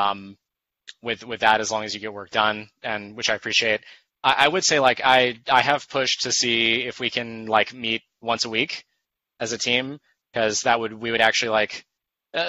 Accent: Macon, Georgia, United States; moved away as an adult; also born or lived in Atlanta; my hometown of Macon

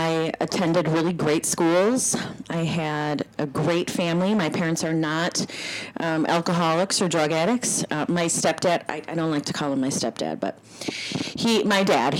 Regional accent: New Brighton, Minnesota, United States; I grew up in New Brighton, Minnesota

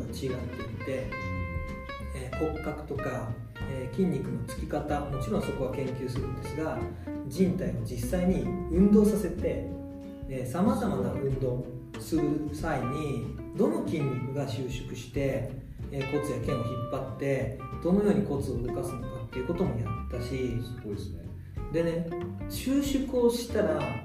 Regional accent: Ehime, Japan; moved away as an adult; also born or lived in Tokushima; 愛媛県の出身で徳島に行ってたので徳島大学で

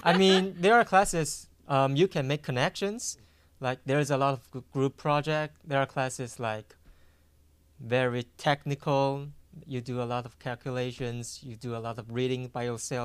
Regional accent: Taiwan; moved away as an adult; now in United States; we are from Taiwan

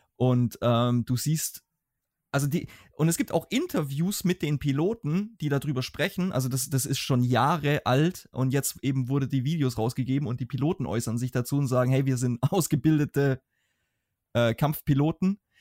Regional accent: Germany; als Deutscher

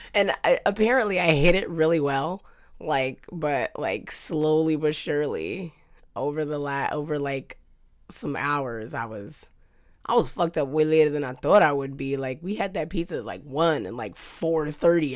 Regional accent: New York, United States; moved away; I'm a New Yorker.

